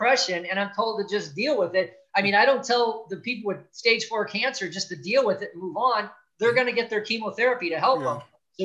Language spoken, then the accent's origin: English; Gary, Indiana, United States; I was born in Gary, Indiana, the south tip of Lake Michigan, just outside of Chicago, very blue collar community, hardworking.